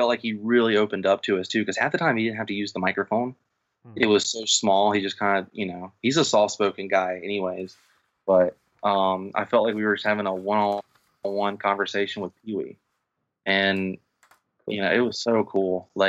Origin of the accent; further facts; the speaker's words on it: Mississippi, United States; now in Florida, United States; where I'm from, growing up in Mississippi